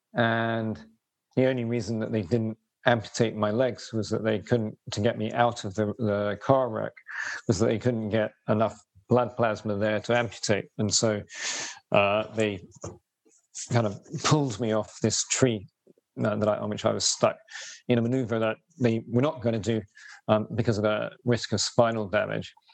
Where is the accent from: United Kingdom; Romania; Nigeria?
United Kingdom; Robertsbridge, South East England; I grew up in the southeast of England, village called Robertsbridge in East Sussex